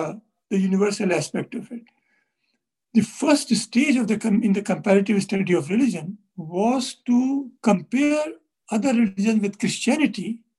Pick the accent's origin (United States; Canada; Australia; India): India; Since we are both from India, we can use some terms which are current in India.